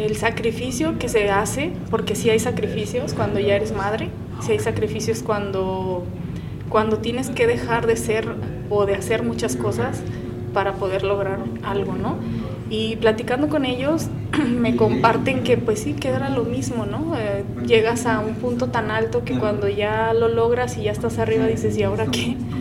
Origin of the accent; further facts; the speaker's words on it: Guadalajara, Jalisco, Mexico; Soy Tapatía, soy de Guadalajara, Jalisco, orgullosa mexicana